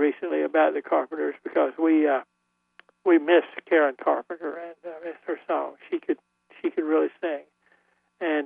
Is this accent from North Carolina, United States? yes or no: yes; Goldsboro, North Carolina, United States; my hometown of Goldsboro